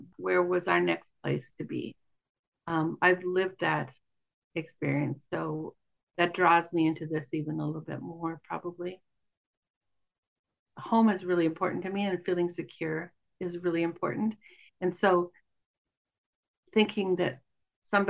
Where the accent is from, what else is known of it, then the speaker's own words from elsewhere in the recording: United States; also born or lived in Wyoming / Montana; now in Northfield, United States; I grew up in Wyoming and Montana